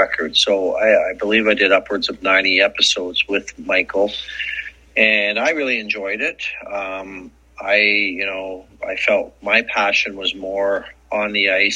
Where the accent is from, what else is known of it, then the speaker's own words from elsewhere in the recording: Edmonton, Alberta, Canada; growing up in Edmonton